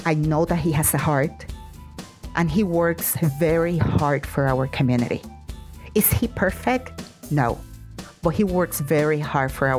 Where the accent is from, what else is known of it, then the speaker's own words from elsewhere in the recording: Puerto Rico; now in El Paso, United States; I did not born in El Paso. I am originally from Puerto Rico